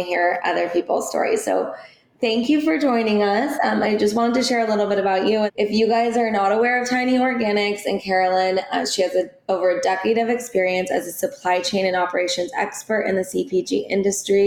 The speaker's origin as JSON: {"language": "English", "area": "Orange County", "region": "California", "country": "United States", "tie": "born or raised there", "said": "I'm here in Orange County. I grew up here as well"}